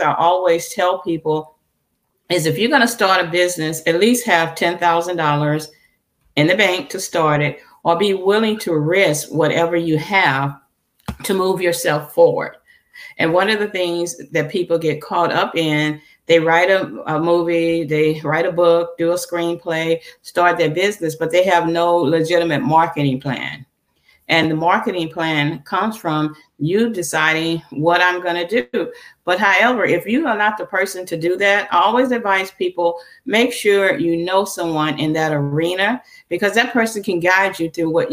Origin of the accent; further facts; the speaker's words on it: Louisiana, United States; I'm originally from Louisiana